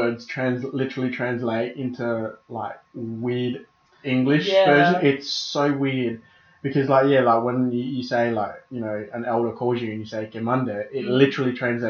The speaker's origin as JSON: {"language": "English", "town": "Adelaide", "region": "South Australia", "country": "Australia", "tie": "born or raised there", "said": "especially growing up in the Port Adelaide area."}